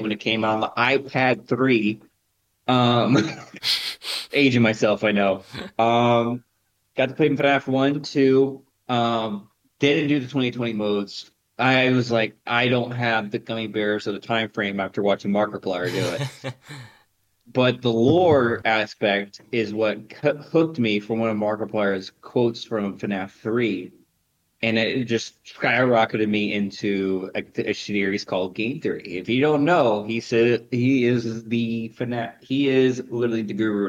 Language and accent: English; the South, United States; I'm from the South